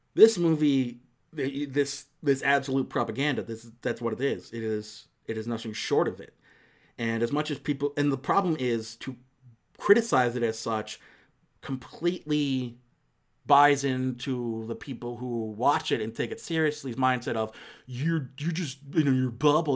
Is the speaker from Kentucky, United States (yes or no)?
no; Akron, Ohio, United States; born or raised there